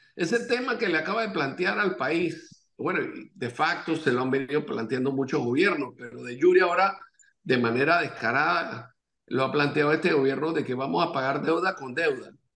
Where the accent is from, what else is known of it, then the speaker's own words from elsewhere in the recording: Panama; como panameños